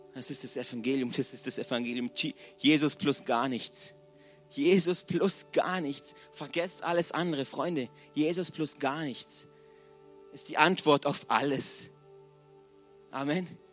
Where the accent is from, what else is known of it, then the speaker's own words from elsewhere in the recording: Villingen-Schwenningen, Baden-Württemberg, Germany; Ich komme aus Villingen